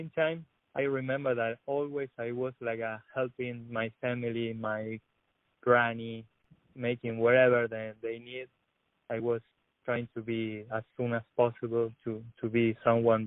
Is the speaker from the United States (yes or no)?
no; Argentina; born or raised there; English is a second language; moved away as an adult; also born or lived in La Plata